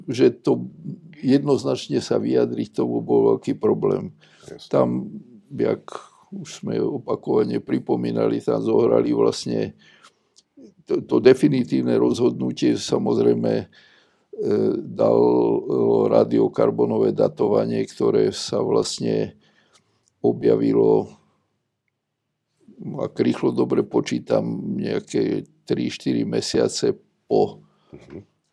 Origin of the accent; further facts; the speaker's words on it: Nitra, Nitra Region, Slovakia; som z Nitry a Nitra je vlastne takou bekov slovenských archeológov, keďže tam sídli archeologický ústav Slovenskej akadémie vied